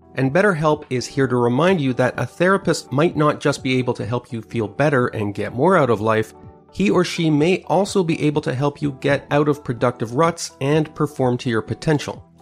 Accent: Montreal, Quebec, Canada; moved away; I grew up in Montreal, in Quebec, and my, my sister and my parents still live there

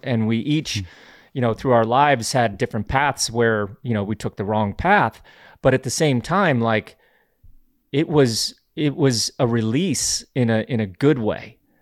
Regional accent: Glenwood Springs, Colorado, United States; I grew up in Glenwood Springs, Colorado

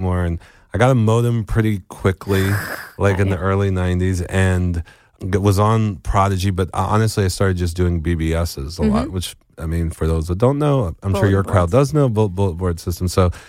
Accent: New Jersey, United States; In New Jersey.

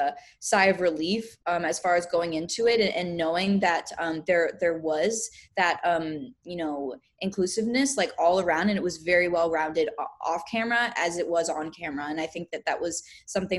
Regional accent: Pennsylvania, United States; I grew up dancing in Pennsylvania from the time that I was around 2 years old.

